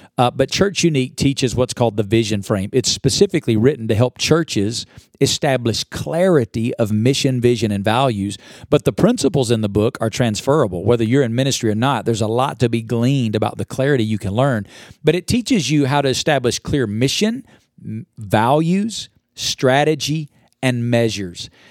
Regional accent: Alabama, United States; now in Las Vegas, United States; I grew up in Alabama. I now live in Las Vegas, Nevada.

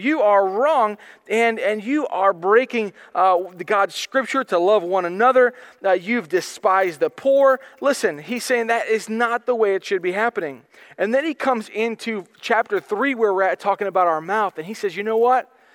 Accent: United States; I am an American. I am glad to be an American.

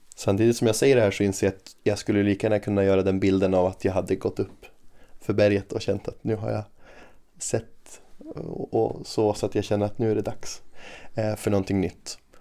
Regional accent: Umeå, Västerbotten County, Sweden; also born or lived in Australia; jag är ju uppvuxen i Umeå och har bott i Umeå hela livet

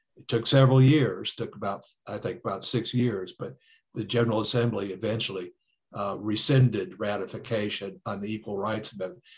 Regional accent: Detroit, Michigan, United States; also born or lived in Fulton, Kentucky / Oklahoma; now in Kentucky, United States; I was born there, but my parents left uh, when I was one. I grew up in Detroit

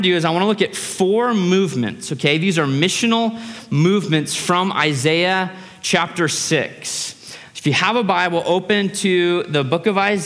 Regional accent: United States; As an American

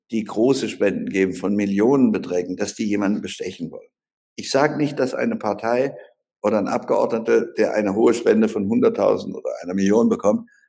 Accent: Baden-Württemberg, Germany; weggegangen und habe mir einen eigenen Wahlkreis in Baden-Württemberg, wo ich herkomme, erkämpfen müssen.

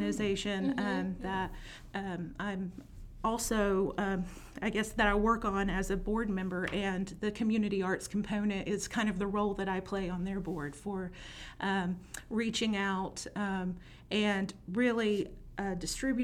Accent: Adamsville, Alabama, United States; I grew up on the west side of Birmingham in a town called Adamsville, went to Minor

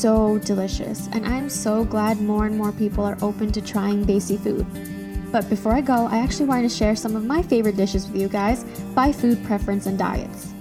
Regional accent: United States; Even though I was born and raised in the United States, I grew up on straight Desi food daily

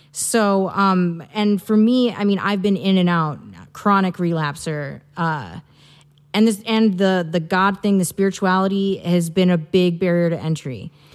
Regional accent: Midwest, United States; moved away as an adult; now in Santa Barbara, United States; I'm originally from the Midwest. I moved out here four years ago

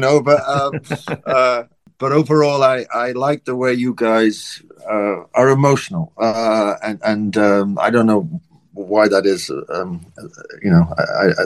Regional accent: Wales, United Kingdom; I'm from Wales in the UK

